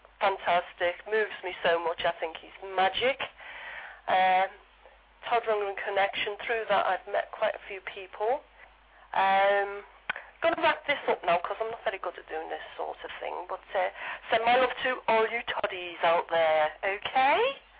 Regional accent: Bootle, North West England, United Kingdom; now in Southampton, United Kingdom; I'm originally from Bootle, which is in Lancashire, but it's very near a place called Liverpool

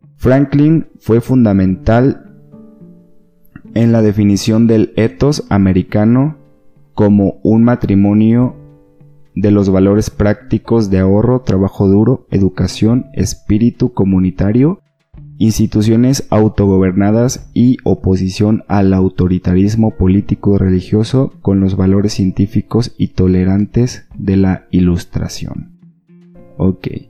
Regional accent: Sinaloa, Mexico; now in Guadalajara, Mexico; Yo pues soy de Sinaloa

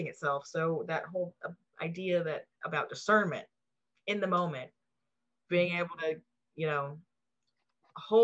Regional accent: the South, United States; I grew up in the South, so a lot of it's here

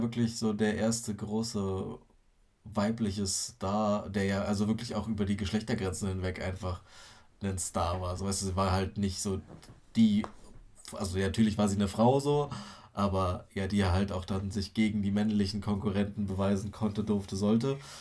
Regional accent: Germany; bei uns in Deutschland

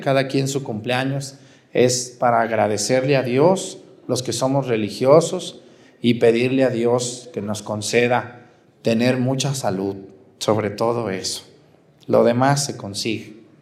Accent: Mexticacán, Jalisco, Mexico; moved away as an adult; also born or lived in Aguascalientes; pueblo que me vio crecer, que me vio nacer, Mesticacán

